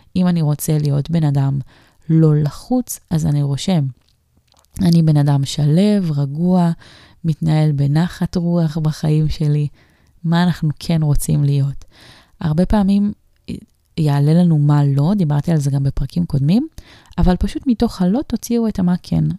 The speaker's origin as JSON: {"language": "Hebrew", "town": "Kiryat Ekron", "region": "Central District", "country": "Israel", "tie": "born or raised there", "moved": "yes", "said": "כשהיינו אה, גרים בקריית עקרון, זאת אומרת שהייתי באמת ממש קטנה, מתחת לגיל 14"}